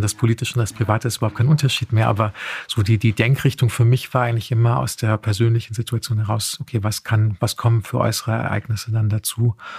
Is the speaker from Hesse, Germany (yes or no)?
yes; Heusenstamm, Hesse, Germany; ich bin tatsächlich in Heusenstamm aufgewachsen.